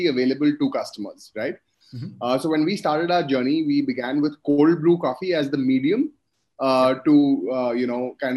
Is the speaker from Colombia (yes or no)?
no; Kolkata, West Bengal, India; I'm from Calcutta, and that's where I grew up.